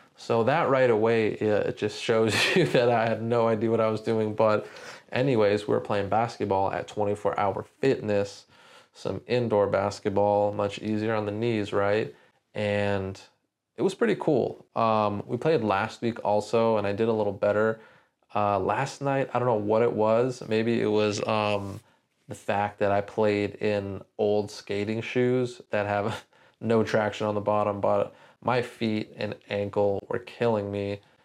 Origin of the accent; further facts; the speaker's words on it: San Diego, California, United States; also born or lived in Orange County, California; growing up in San Diego